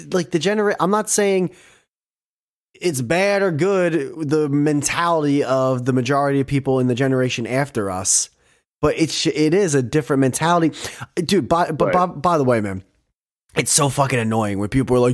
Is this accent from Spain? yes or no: no; Northeast, United States; I'm from the Northeast too. I'm in that tri-state area as well.